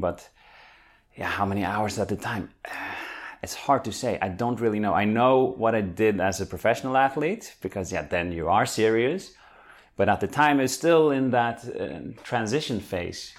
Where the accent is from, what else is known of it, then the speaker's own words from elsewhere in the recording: Norway; moved away as an adult; now in Netherlands; I'm from Norway